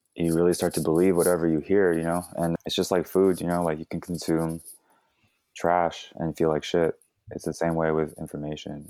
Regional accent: Fremont, California, United States; also born or lived in Daly City / Vallejo; I was born in Daly City, and I was in Daly City till, like, five, five years old, and then I moved to Fremont, which is where I did, like, a majority of my growing up

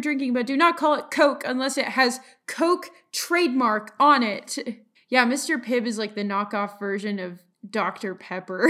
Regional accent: Colorado, United States; I'm from Colorado

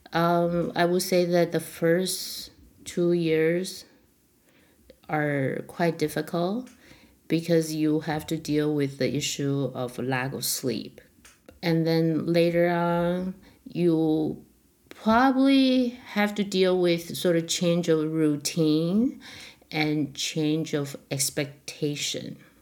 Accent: Taiwan; also born or lived in San Diego / Montreal; now in Toronto, Canada; when I was growing up in Taiwan

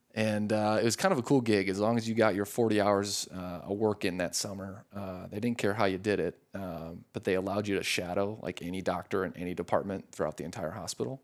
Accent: La Crosse, Wisconsin, United States; moved away as an adult; also born or lived in Madison, Wisconsin; now in Scottsdale, United States; born and raised in Wisconsin

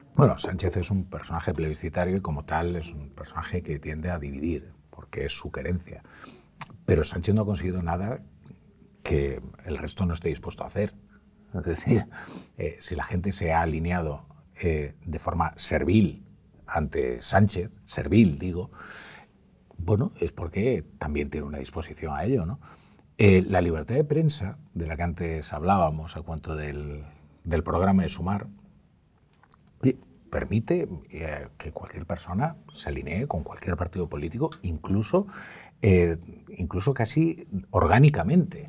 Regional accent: Galicia, Spain; yo soy un gallego que, que no dice graciñas

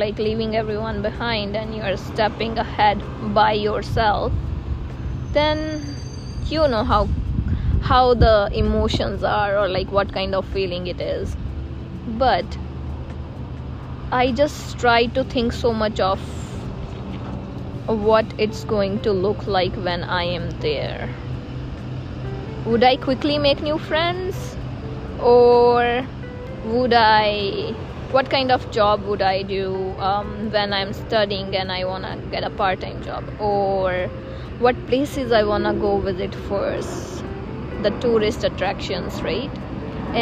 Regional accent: India; moved away as an adult; now in Canada; I am from India

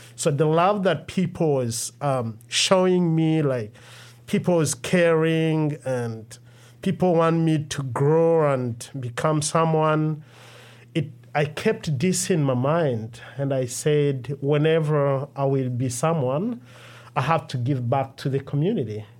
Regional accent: Rwanda; moved away as an adult; also born or lived in Democratic Republic of the Congo; now in Minnesota, United States; I was born in Democratic Republic of Congo, and I grew up in Rwanda because I fled in 1996 uh, from my country and spent the rest of my life uh, in Rwanda before I moved.

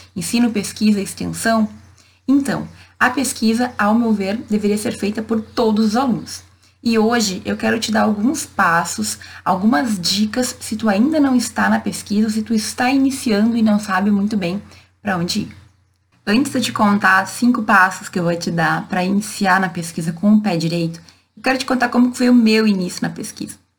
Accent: Santa Maria, Rio Grande do Sul, Brazil; Eu sou de Santa Maria, no interior do estado

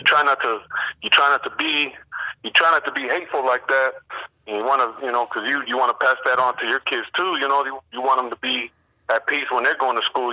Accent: Berkeley, California, United States; I grew up in West Berkeley

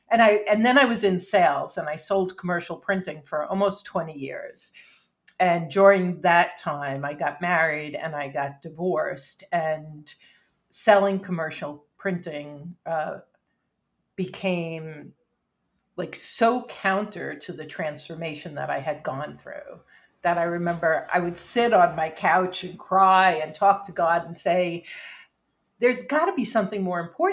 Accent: New York City, New York, United States; I grew up in Rockaway Park, New York, which is surprises most people.

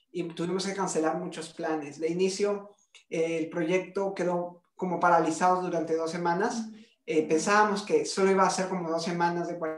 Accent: Peru; yo soy peruano

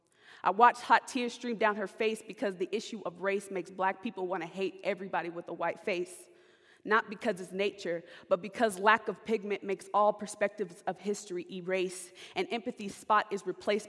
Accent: California, United States; moved away as an adult; now in Sioux Center, United States; I'm from California.

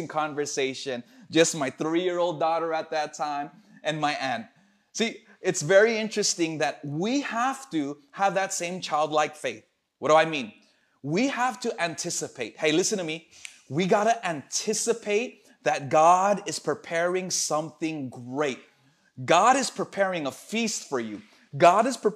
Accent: Los Angeles, California, United States; moved away; my hometown in Los Angeles

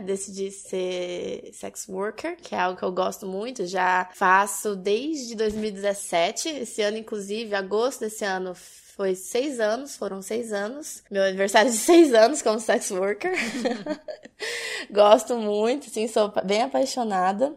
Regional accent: Minas Gerais, Brazil; Eu, eu sou mineira

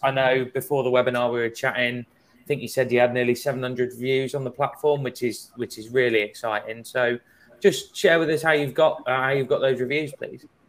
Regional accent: England, United Kingdom; accent: English; my English accent

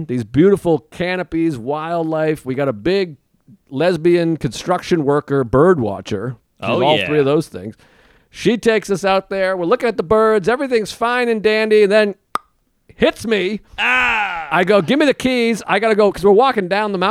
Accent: New York, United States; I'm a New Yorker

